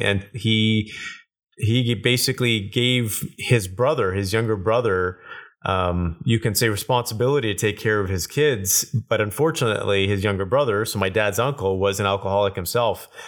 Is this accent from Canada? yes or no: yes; Kelowna, British Columbia, Canada; I grew up in Kelowna, British Columbia, so super small town at that time